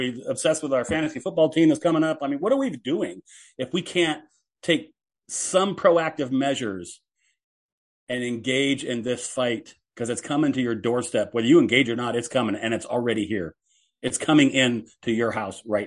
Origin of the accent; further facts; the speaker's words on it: Seattle, Washington, United States; I was born in Seattle